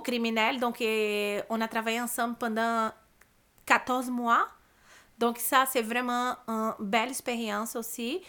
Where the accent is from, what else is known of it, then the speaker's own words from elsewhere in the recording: Brazil; French is a second language; moved away as an adult; now in Montreal, Canada; j'ai eu une belle enfance au Brésil, euh, une belle adolescence aussi